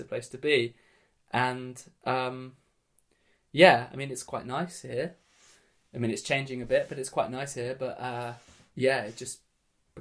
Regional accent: Brighton, South East England, United Kingdom; also born or lived in London / elsewhere in the UK; they moved here when I was really young

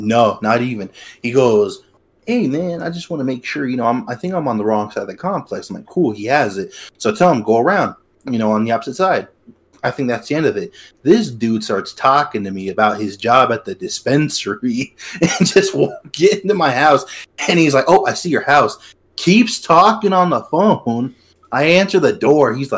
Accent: Colorado Springs, Colorado, United States; if I wasn't from the Springs

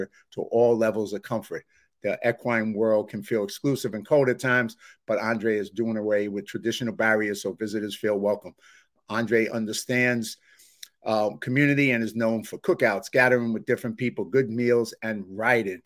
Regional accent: New York City, New York, United States; where I grew up in the South Bronx

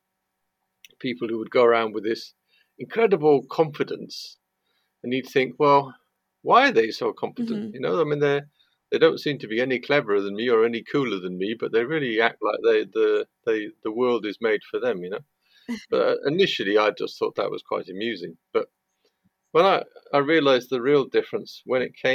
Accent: Chepstow, Wales, United Kingdom; I grew up in Chepstow, which is a small town just inside Wales.

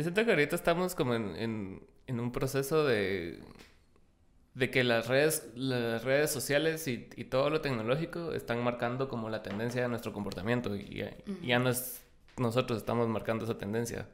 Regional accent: Guatemala; como guatemaltecos

